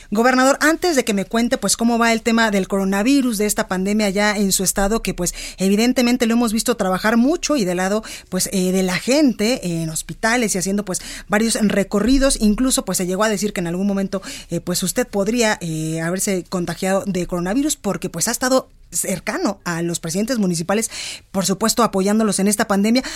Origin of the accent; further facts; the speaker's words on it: Guadalajara, Jalisco, Mexico; a Guadalajara, Jalisco, a mi tierra